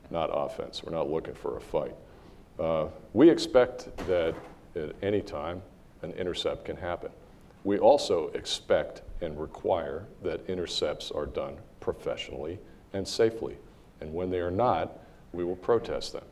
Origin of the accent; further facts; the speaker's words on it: United States; As an American